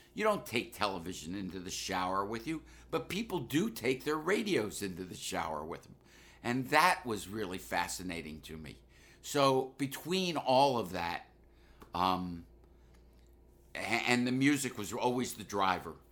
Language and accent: English; Washington, District of Columbia, United States; moved away as an adult; growing up in Washington, D C, I was obviously influenced by African-American culture